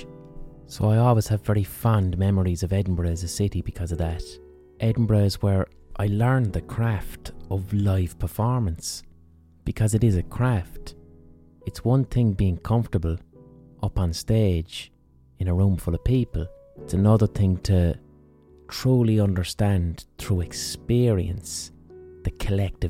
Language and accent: English; Limerick, Munster, Ireland; in Limerick, in my own city